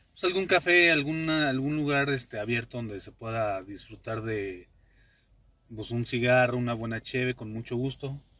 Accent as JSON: {"language": "Spanish", "region": "Mexico City", "country": "Mexico", "said": "Se supone que yo soy el chilango, no tú, cabrón."}